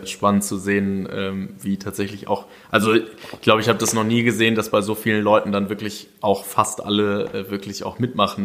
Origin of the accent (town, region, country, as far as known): Germany